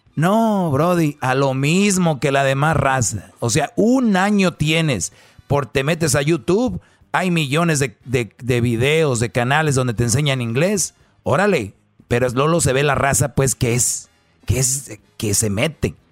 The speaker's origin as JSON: {"language": "Spanish", "town": "Monterrey", "region": "Nuevo León", "country": "Mexico", "said": "como buen regio"}